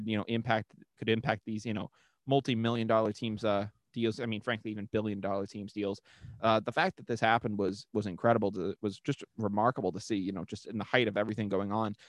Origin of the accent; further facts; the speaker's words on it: United States; as an American